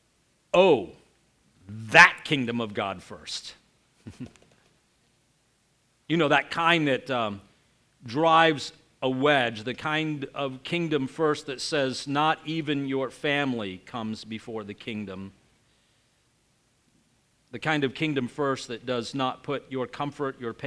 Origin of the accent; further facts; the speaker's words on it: United States; growing up in the United States